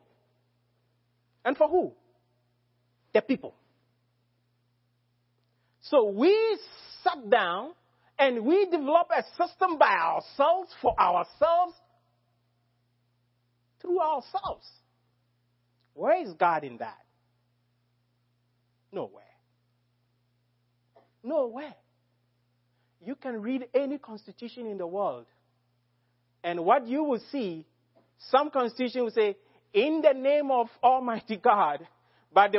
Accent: Ghana; as a Ghanaian

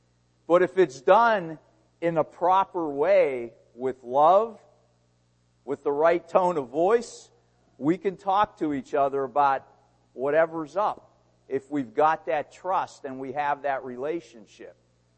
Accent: Pittsburgh, Pennsylvania, United States; born there; When I said Pittsburgh, I was born in Pittsburgh.

